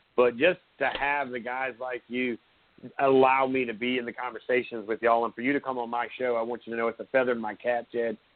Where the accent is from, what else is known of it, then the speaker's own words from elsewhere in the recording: Surfside Beach, South Carolina, United States; I grew up in Surfside Beach, South Carolina.